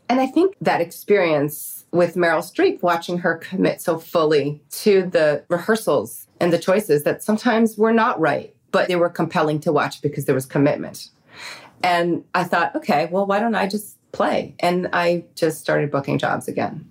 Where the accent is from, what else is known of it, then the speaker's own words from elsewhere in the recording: New York, United States; I grew up in New York